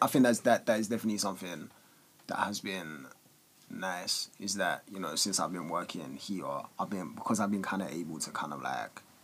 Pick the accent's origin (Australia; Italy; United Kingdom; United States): United Kingdom; London; all of us when we were like just growing up in Walthamstow